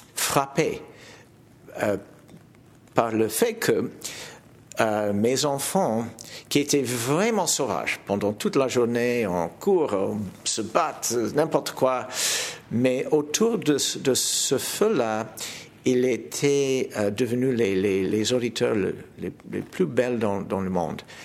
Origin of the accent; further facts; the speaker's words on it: Toronto, Ontario, Canada; French is a second language; Chez nous à Toronto, j'ai fondé un festival